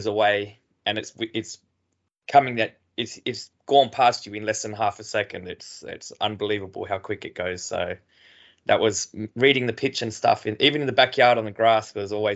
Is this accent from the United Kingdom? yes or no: no; Australia; moved away